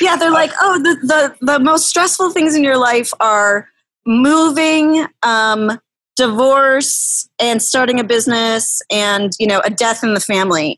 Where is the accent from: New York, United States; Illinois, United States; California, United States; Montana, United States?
Illinois, United States; River Forest; now in Riverside, United States; I grew up in River Forest.